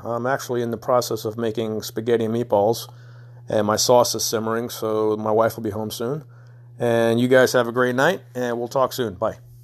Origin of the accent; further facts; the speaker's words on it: New York City, New York, United States; in New York, where I'm from, I'm from Brooklyn